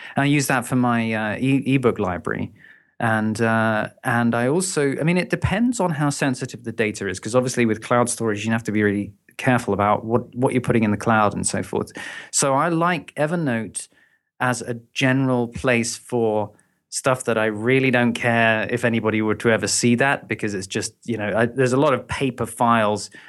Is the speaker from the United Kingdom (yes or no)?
yes; London, United Kingdom; moved away as an adult; now in Brighton, United Kingdom; I'm originally from London